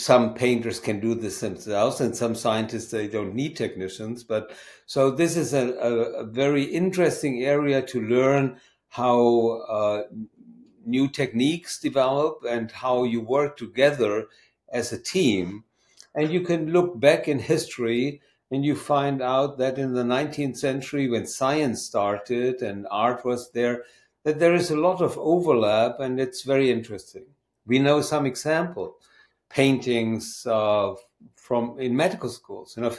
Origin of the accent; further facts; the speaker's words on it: Germany; moved away as an adult; now in Maine, United States; I'm from Germany